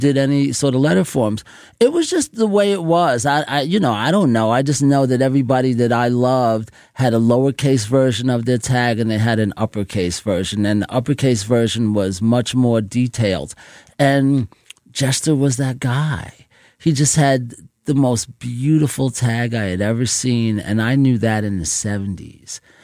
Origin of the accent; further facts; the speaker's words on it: New York City, New York, United States; growing up in Jamaica, Queens